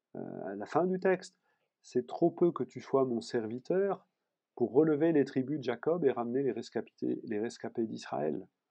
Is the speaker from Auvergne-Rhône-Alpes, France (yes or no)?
no; Paris, Île-de-France, France; je suis parisien